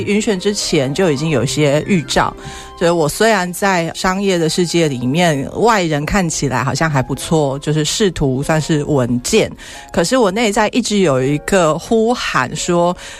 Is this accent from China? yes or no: no; Taiwan; accent: Taiwanese; 我还是台式口音